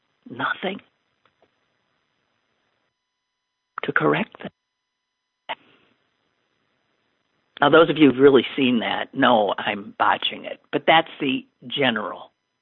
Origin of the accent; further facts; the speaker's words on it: Detroit, Michigan, United States; I was in the middle of the street in my hometown, Detroit, Michigan, playing urban baseball with my friends